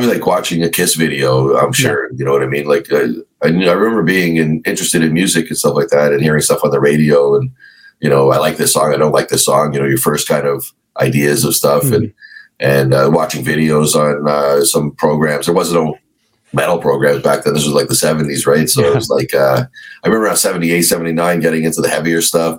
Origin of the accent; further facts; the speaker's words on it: Toronto, Ontario, Canada; Just right next to Toronto, like a little place, Scarborough